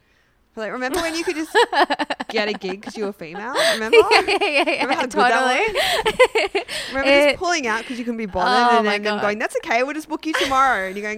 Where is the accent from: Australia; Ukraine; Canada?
Australia; Sydney, New South Wales; I'm from Sydney.